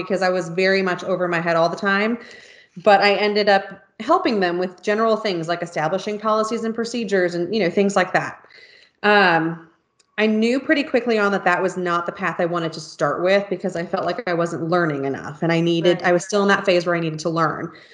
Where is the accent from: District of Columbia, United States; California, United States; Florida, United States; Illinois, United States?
California, United States; moved away; also born or lived in Honolulu, Hawaii; I grew up in California. So I am, started out as a West Coast girl